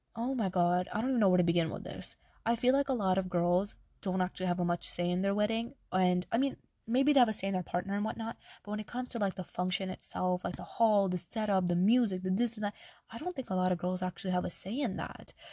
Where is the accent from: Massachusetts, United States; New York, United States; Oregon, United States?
New York, United States; I'm Pakistani, right? My family's from Pakistan. I was born in New York